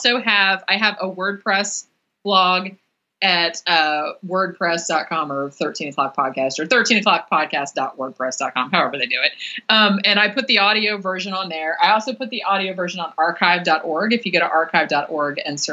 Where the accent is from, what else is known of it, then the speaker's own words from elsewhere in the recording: Florida, United States; I'm from here. Like, I was born in Florida